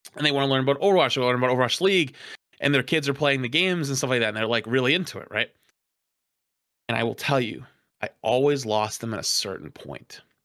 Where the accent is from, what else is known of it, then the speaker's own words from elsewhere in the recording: Boston, Massachusetts, United States; I'm a Bostonian